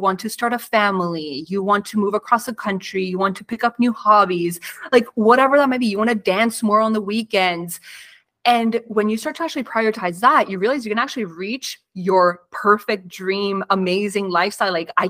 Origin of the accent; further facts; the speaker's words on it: Argentina; now in Canada; I immigrated from Argentina to Canada. My parents had to completely restart their life, find new careers.